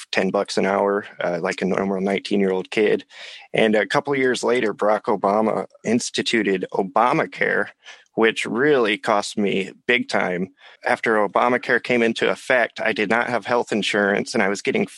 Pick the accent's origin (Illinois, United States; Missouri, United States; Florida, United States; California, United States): Illinois, United States; I grew up in Illinois.